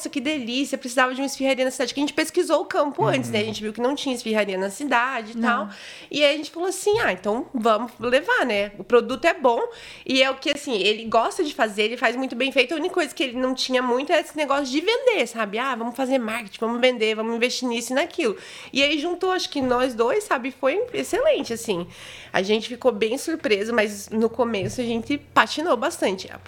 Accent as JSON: {"language": "Portuguese", "town": "Foz do Iguaçu", "region": "Paraná", "country": "Brazil", "said": "eu sou de Foz e tava morando em Palmeira também, né?"}